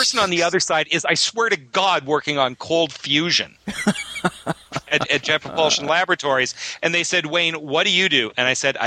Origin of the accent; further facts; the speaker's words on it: Canada; now in United States; I'm Canadian.